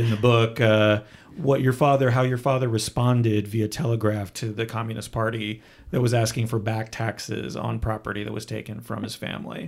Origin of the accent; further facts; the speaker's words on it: Canada; moved away; I was born in Canada